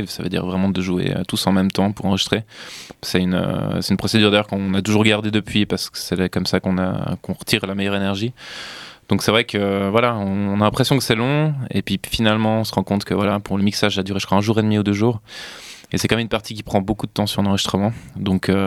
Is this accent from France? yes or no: no; Belgium; parce que je suis belge aussi.